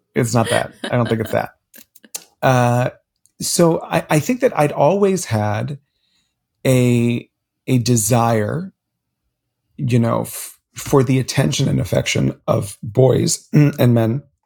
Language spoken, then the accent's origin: English; Miami, Florida, United States; as a Cuban child growing up in Miami, Florida, the child of immigrants